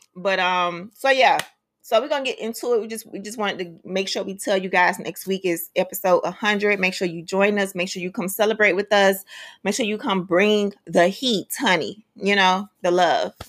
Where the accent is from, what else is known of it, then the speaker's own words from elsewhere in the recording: Miami-Dade County, Florida, United States; I grew up in Miami-Dade County, right? In the inner city